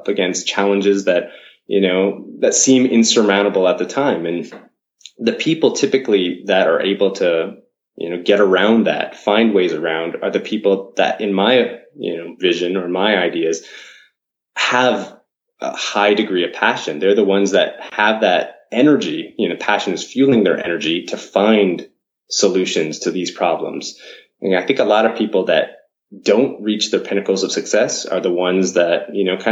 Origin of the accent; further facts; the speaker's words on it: Canada; moved away as an adult; now in Japan; I've my heritage, I guess I'm Canadian, but I've been here within Japan mm-hmm. for about 15 years now